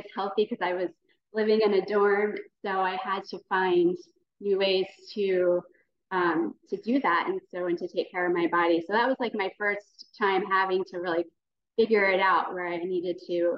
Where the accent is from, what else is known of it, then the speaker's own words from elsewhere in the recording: New Jersey, United States; I grew up in New Jersey